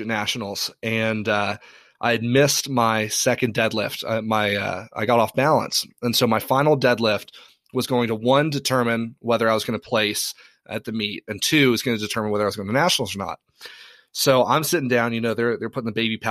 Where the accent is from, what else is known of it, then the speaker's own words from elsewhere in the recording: Ireland; now in United States; I grew up in Ireland